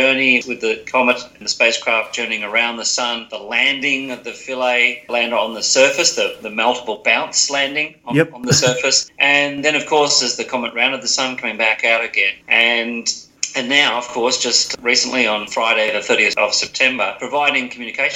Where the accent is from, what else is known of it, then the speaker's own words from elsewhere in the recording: Sutherland, New South Wales, Australia; I was born in 1961 in Sutherland, up in New South Wales, near Sydney. So I'm a Shire boy from that area